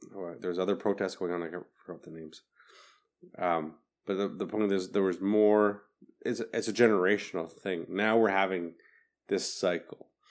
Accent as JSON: {"language": "English", "region": "Manitoba", "country": "Canada", "said": "I'm, I'm I'm from Manitoba"}